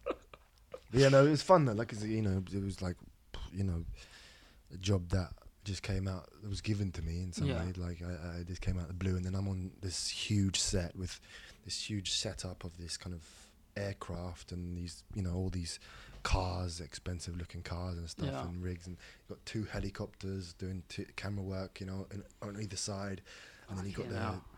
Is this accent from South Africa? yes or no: no; Epsom, South East England, United Kingdom; Epsom, I'm from Epsom.